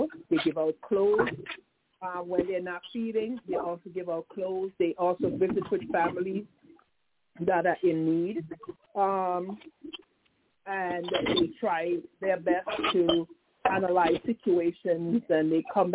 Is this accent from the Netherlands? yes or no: no; Antigua & Barbuda; also born or lived in St. Croix; now in United States; I'm from Antigua and Barbuda, born and raised in Antigua and Barbuda, and immigrated to St. Croix and to the United States